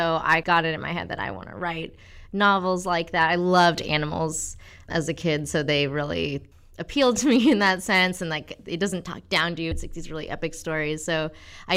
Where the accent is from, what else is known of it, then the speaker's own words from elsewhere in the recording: College Station, Texas, United States; also born or lived in Des Moines, Iowa; I really liked growing up in Texas.